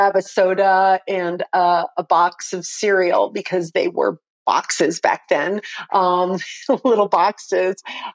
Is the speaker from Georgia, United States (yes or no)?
no; South Florida, United States; moved away as an adult; also born or lived in North Miami, Florida / Hollywood, Florida / Fort Lauderdale, Florida / Coconut Grove, Florida; now in Colorado, United States; I'm a native Floridian, transplanted to Colorado back in 99. So, I was raised in Hollywood, Fort Lauderdale, Coconut Grove, Miami, you know, that whole South Florida